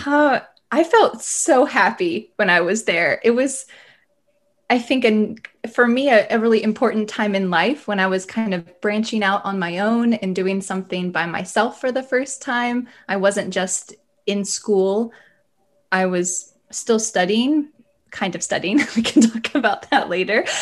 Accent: the South of the US, United States; also born or lived in the north of the US; I'm from the South of the U S in general

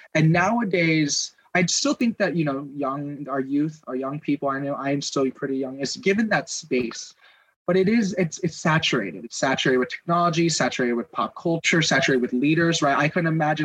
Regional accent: Southern California, United States; i'm from Southern California. LA's right down the highway

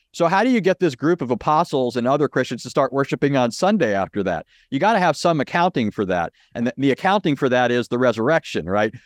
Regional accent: Southern California, United States; I grew up in Southern California

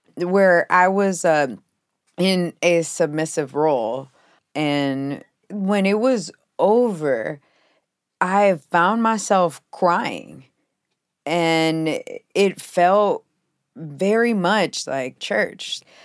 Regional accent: Houston, Texas, United States; I was raised Pentecostal in the South, and it was a huge part of my identity. So many of my childhood pictures are of me with a toothless grin against the brick walls of my Pentecostal church in Houston, Texas

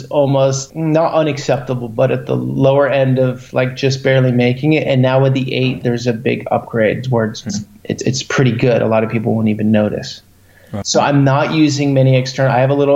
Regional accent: United States; I'm American, but I have an Italian passport through my father. So I never lived in Italy

